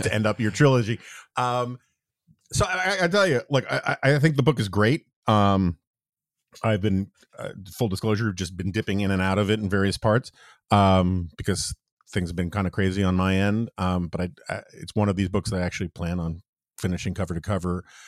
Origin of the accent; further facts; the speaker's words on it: New York City, New York, United States; moved away; also born or lived in Washington, D.C.; I grew up in New York City in the seventies